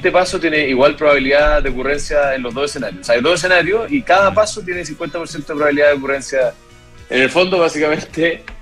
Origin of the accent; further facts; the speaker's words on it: Chile; nosotros como chilenos